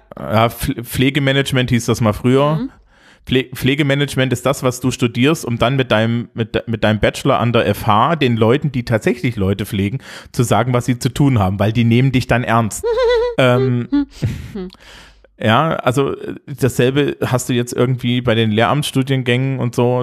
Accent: Thuringia, Germany; now in Bavaria, Germany; bei uns in Thüringen, äh, ich wohne ja mittlerweile in Bayern

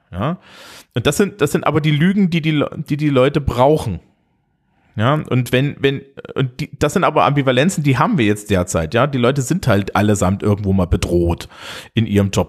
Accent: Thuringia, Germany; now in Bavaria, Germany; bei uns in Thüringen, äh, ich wohne ja mittlerweile in Bayern

